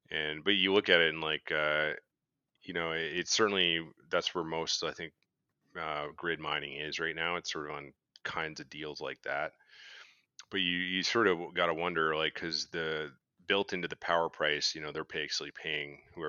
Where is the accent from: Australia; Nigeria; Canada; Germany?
Canada; I don't know. I'm Canadian.